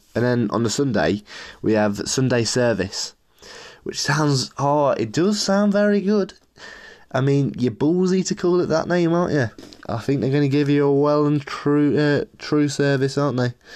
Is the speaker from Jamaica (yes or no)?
no; Leicester, East Midlands, United Kingdom; I'm from Leicester